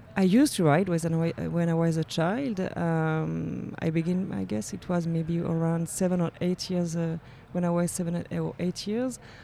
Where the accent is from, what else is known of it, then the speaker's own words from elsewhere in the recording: Geneva, Switzerland; I lived in Geneva. I was born in Geneva. I studied in Geneva. So I'm really from Geneva